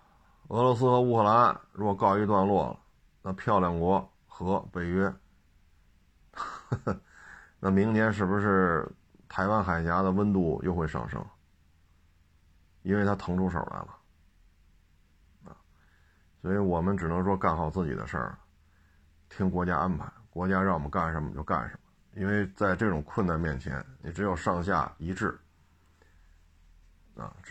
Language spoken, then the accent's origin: Chinese; China; 接下来的压力就要由我们中国人来承担了